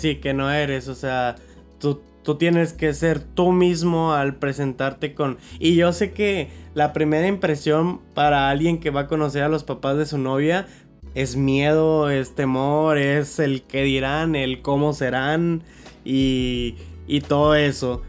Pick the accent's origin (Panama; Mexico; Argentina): Mexico; Monterrey, Nuevo León; Somos de Monterrey